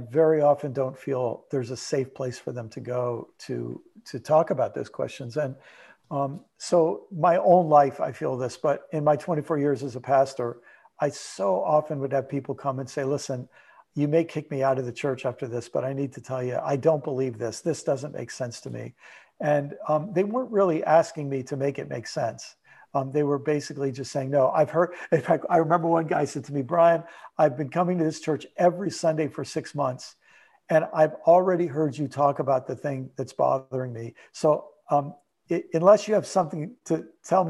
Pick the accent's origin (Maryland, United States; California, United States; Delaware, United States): Maryland, United States; moved away as an adult; also born or lived in New York / Illinois; now in Southwest Florida, United States; I was born in New York, lived most of my life for a little while in Illinois, most of my life in Maryland